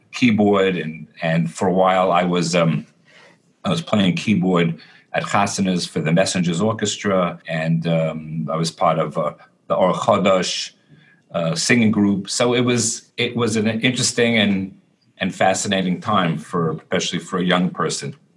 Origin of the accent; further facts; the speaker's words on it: New York City, New York, United States; I grew up in Borough Park in Brooklyn.